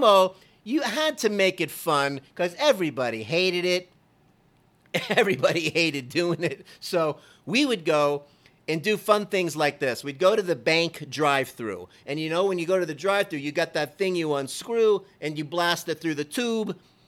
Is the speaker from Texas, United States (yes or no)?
no; Georgia, United States; When I came from Georgia, I first landed there with my girlfriend at the time.